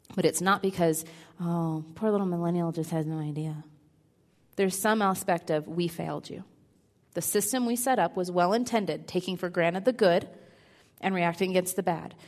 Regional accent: Midwest, United States; I'm the oldest of three girls, raised in a pretty conservative home in the Midwest

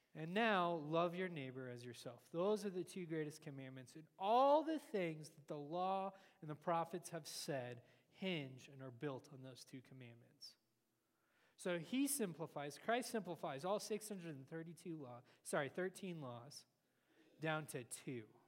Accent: United States

